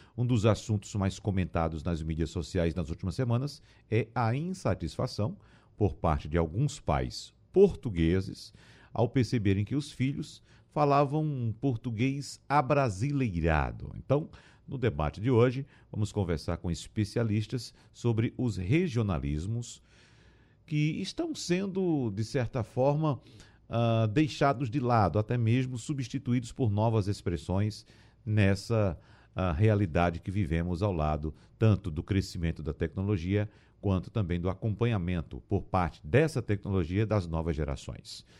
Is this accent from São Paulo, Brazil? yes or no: no; sertão of Pernambuco, Brazil; eu que nasci, por exemplo, no sertão pernambucano